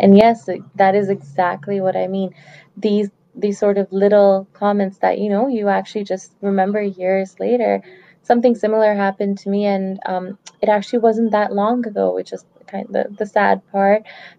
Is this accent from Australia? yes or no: no; Pakistan; now in Canada; "Oh, well, I'm from Canada, but originally I'm from Pakistan."